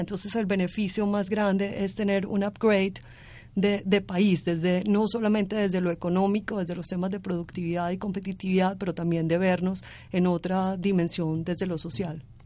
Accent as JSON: {"language": "Spanish", "country": "Colombia"}